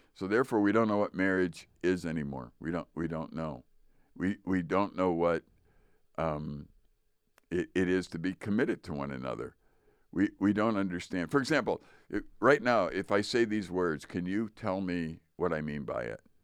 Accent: United States; I'm still American

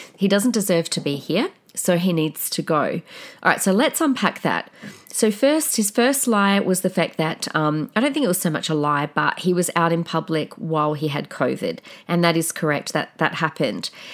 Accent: Australia; an Australian citizen

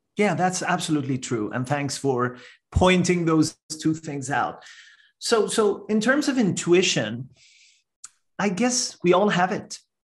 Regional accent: Iran; moved away as an adult; now in Canada; I'm a first generation immigrant to Canada. I'm originally from Iran

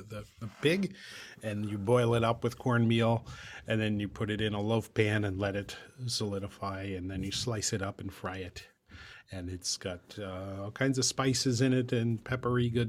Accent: Pennsylvania, United States; moved away

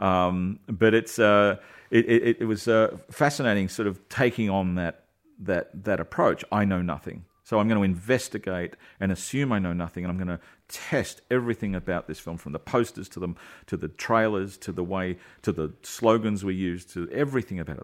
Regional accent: Australia; we're Aussies

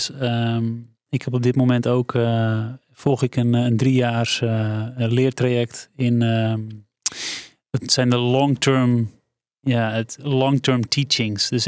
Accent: West Friesland, North Holland, Netherlands; wij komen uit West-Friesland.

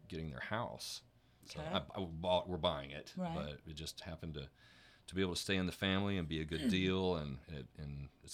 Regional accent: Denison, Texas, United States; I grew up in Denison, which is up there.

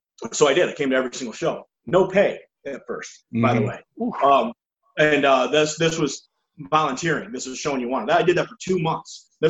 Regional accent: Milwaukee, Wisconsin, United States; I got in his face and said, I'm from Milwaukee, and said whatever I said.

